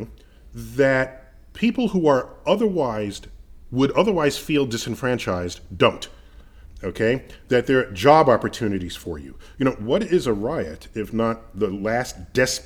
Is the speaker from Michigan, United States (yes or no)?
no; New York City, New York, United States; growing up in Riverdale, which is mostly not Black